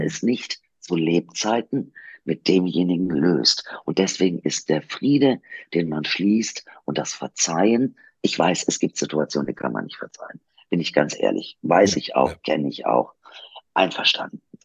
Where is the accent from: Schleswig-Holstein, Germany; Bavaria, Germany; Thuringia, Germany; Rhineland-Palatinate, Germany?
Schleswig-Holstein, Germany; Kiel; also born or lived in Duisburg, North Rhine-Westphalia; wir sind ja in Duisburg aufgewachsen. Und wir sind dann, äh, als ich acht Jahre alt war, nach Kiel hochgezogen